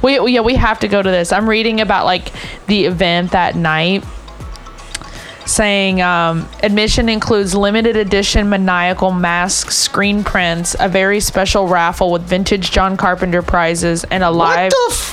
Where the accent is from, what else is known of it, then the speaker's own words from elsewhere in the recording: Bowling Green, Kentucky, United States; now in San Francisco, United States; Literally, my hometown.